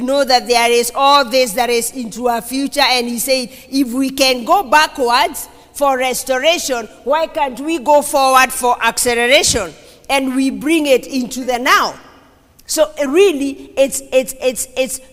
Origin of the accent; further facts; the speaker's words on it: Kenya; I'm a Kenyan